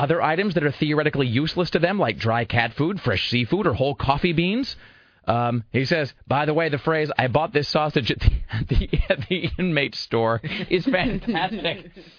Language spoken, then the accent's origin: English; Kennewick, Washington, United States; moved away; Town where I grew up, and I don't know how many people live there now, but it was minuscule when I grew up there, and it can't be much bigger now.